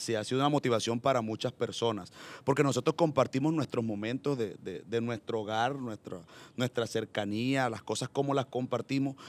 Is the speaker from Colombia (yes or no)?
yes; Chiriguaná, Cesar, Colombia; also born or lived in Valledupar / Medellín; now in Barranquilla, Colombia; yo nací en un municipio del Cesar que se llama Chiriguaná